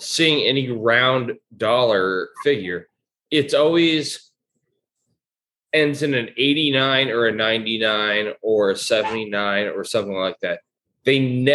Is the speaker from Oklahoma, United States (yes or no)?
no; Orange County, California, United States; I'm not from LA. All y'all always say I'm from LA. I'm from Orange County